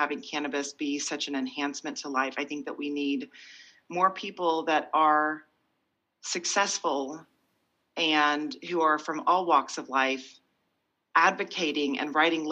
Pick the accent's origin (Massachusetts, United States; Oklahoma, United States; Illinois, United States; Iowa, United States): Oklahoma, United States; moved away as an adult; also born or lived in Virginia / San Francisco / Boston; I'm from Oklahoma. I had great parents. They did well. I went to a private school